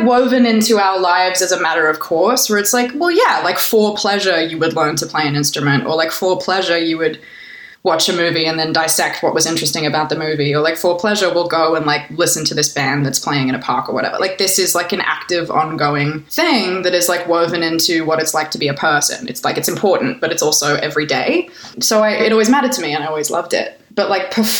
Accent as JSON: {"language": "English", "town": "Canberra", "region": "Australian Capital Territory", "country": "Australia", "tie": "born or raised there", "moved": "yes", "lives_now": "Los Angeles, United States"}